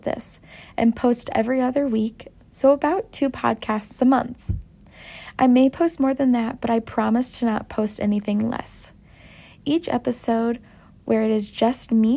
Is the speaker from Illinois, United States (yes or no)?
yes; Downs, Illinois, United States; moved away as an adult; now in Chicago, United States; I am originally from Downs, Illinois, which is a pretty small town, and recently in November, I moved to downtown Chicago with my boyfriend Riley